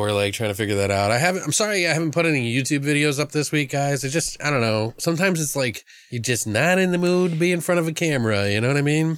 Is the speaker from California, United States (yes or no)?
no; Maryland, United States; I've lived in Maryland, I grew up in Maryland